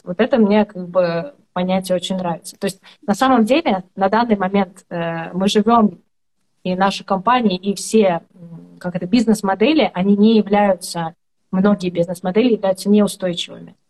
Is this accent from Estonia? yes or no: yes; Estonia; я из Эстонии